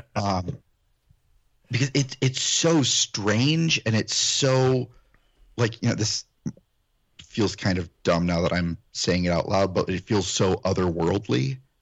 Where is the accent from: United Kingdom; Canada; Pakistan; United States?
United States; Illinois; also born or lived in Ohio; I'm first generation Illinoisan